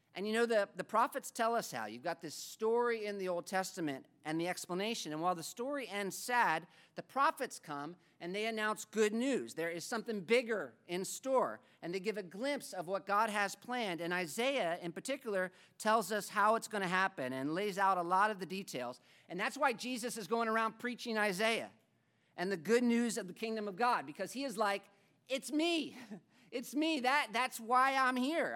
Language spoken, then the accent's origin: English; United States; moved away as an adult; also born or lived in Africa; as an American